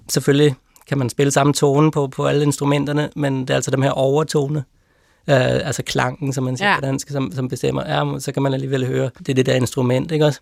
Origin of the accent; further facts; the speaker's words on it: Copenhagen, Capital Region of Denmark, Denmark; moved away as an adult; now in Lund, Sweden; jeg voksede op der i Vandløse.